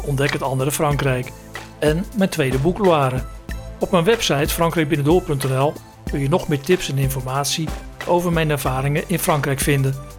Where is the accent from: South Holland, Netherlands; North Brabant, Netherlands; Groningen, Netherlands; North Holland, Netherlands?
North Holland, Netherlands; Zaandijk; moved away as an adult; also born or lived in village near Maastricht, Limburg; geboren in Zaandijk, pal tegenover de molens van de Zaanse Schans. Toen ik 18 was, werd ik discjockey in de Crazy Horse, een bardiscotheek in Zandam